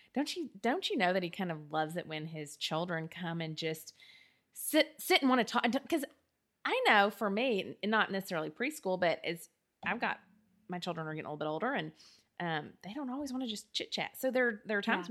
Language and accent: English; the South, United States; We're both from the South. Um, and so we grew up not in Southern Baptist churches